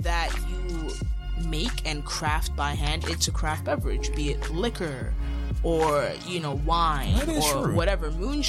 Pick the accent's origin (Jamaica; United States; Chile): Jamaica; So my grandpa, I'm Jamaican, my entire family's Jamaican